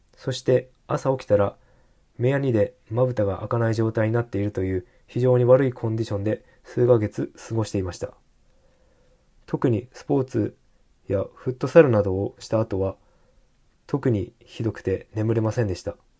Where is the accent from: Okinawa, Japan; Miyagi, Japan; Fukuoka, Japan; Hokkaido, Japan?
Hokkaido, Japan; moved away as an adult; also born or lived in Tokyo; now in Sapporo, Japan; 北海道の実家で暮らしていた時は、スギ花粉の花粉症ではなかったのですが、進学で上京して